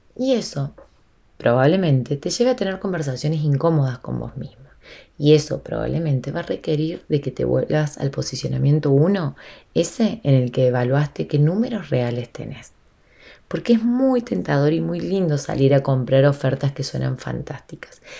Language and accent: Spanish; Argentina; Yo estoy en Argentina y soy de Argentina en este momento, eh, estoy acá